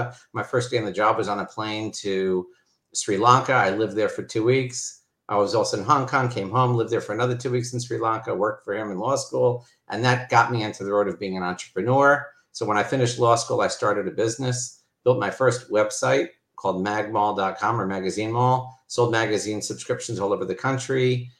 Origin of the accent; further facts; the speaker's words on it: Miami Beach, Florida, United States; moved away; also born or lived in New York; I grew up in Miami Beach. I have two brothers. We all grew up modern Orthodox.